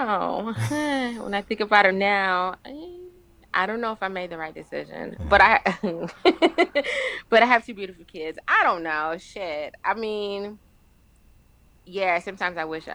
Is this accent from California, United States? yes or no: yes; California, United States; moved away as an adult; I'm from California, so I used to get to go home